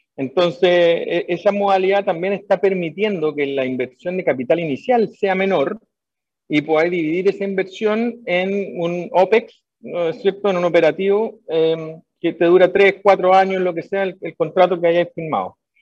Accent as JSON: {"language": "Spanish", "town": "Viña del Mar", "region": "Valparaíso", "country": "Chile", "also_born_or_lived": "California, United States", "moved": "as an adult", "said": "yo, soy de Viña del Mar"}